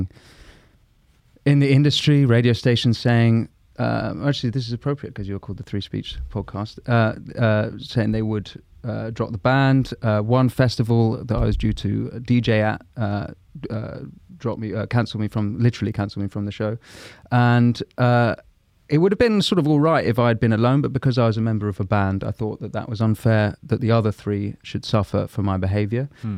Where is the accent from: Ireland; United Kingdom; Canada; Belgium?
United Kingdom; London; I'm from London originally